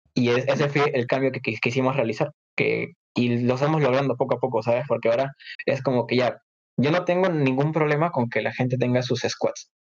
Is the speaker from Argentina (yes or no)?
no; Peru; en mi país